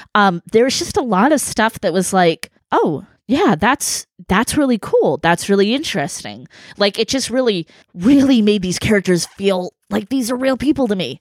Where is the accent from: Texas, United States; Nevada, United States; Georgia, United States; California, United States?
California, United States; a Californian, uh, from Cali